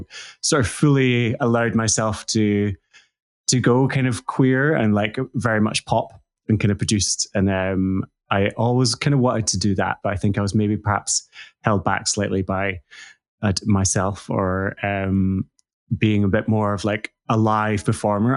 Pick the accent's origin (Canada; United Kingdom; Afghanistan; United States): United Kingdom; central Scotland; So I grew up in Scotland. So central Scotland, in like a small village in rural central Scotland.